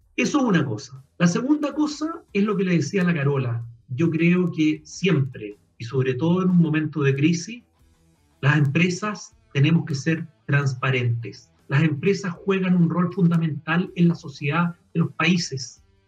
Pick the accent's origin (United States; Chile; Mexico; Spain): Chile; somos chilenos